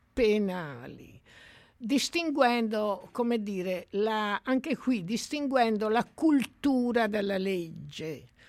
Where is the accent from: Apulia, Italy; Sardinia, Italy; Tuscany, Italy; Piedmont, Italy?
Tuscany, Italy; io sono cresciuta in, in Toscana